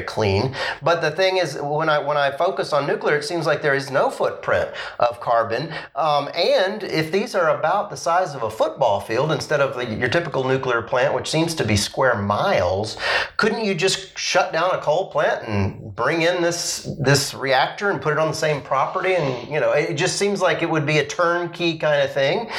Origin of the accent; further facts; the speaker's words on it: Asheville, North Carolina, United States; I grew up in Asheville